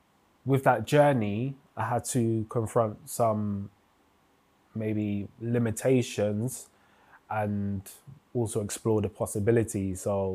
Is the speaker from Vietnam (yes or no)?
no; London, United Kingdom; I grew up in predominantly in Northwest London, around the areas of Wembley, Alperton, Holsden, Sudbury.